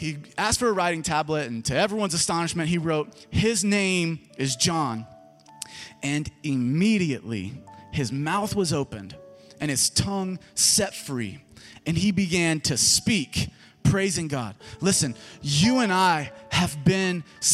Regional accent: Germantown, United States; this is my hometown.

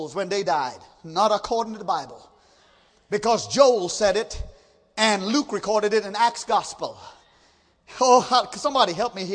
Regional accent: Trinidad & Tobago; moved away; I grew up in Trinidad

